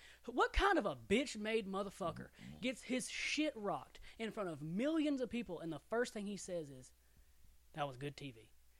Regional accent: the South, United States; We from down here in the South.

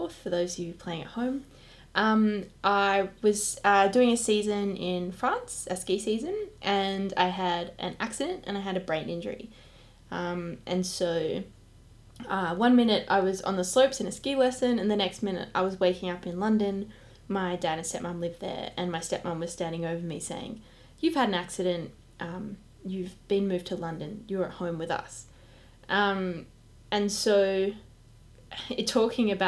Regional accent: Perth, Western Australia, Australia; moved away; I'm from Perth

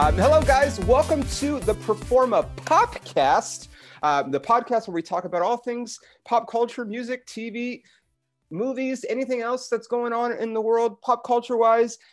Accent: United States; I'm American

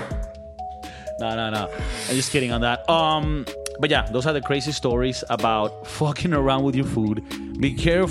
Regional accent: Valencia, Carabobo, Venezuela; English is a second language; now in California, United States; it takes us like an hour to get to the beach from our hometown in Valencia, Venezuela

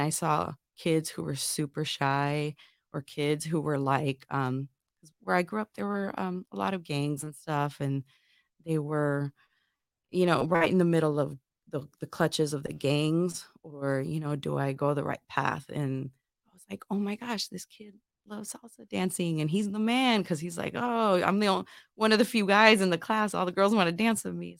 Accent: Northwest Indiana, United States; moved away as an adult; I'm originally from Northwest Indiana, real close to Chicago

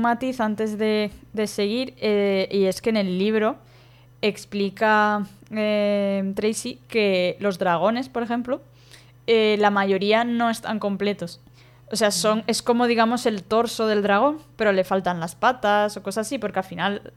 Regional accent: Valencia, Valencian Community, Spain; yo soy de Valencia

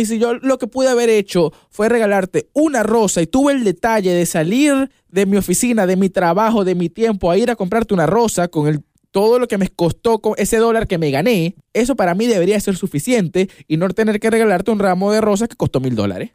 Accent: Venezuela; yo soy de Venezuela

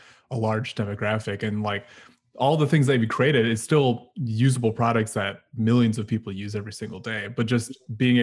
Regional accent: Philippines; coming as like a Filipino, like we eat with our hands too

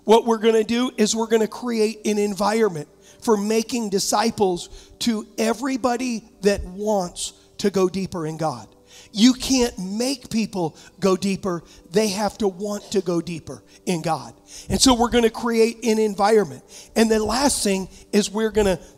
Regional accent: Huntington, United States; also born or lived in San Diego; now in Michigan, United States; I was raised in Huntington.

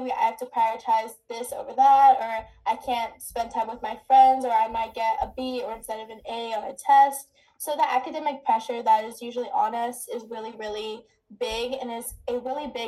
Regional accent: United States; I was born in America

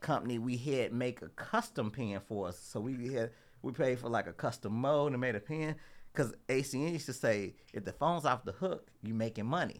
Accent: Louisville, Kentucky, United States; I'm originally from Louisville. Um, you know, I grew up in the west, west end part of Louisville.

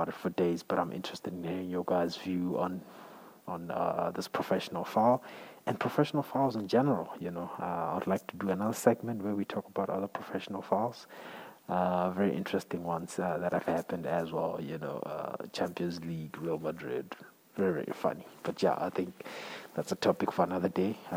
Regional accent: South Africa; as a South African or as an African

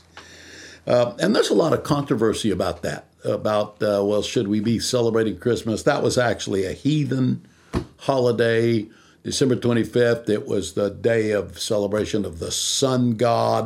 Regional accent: Visalia, California, United States; I was born here in California, in Visalia, California, which is almost the dead center of the state. I was born there

